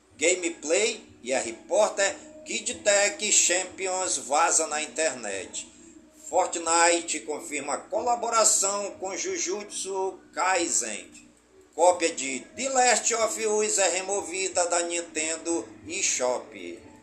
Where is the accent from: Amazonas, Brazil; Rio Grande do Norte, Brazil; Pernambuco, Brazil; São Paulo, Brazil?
Amazonas, Brazil; Careiro da Várzea; also born or lived in Manaus; Careiro da Várzea, minha cidade natal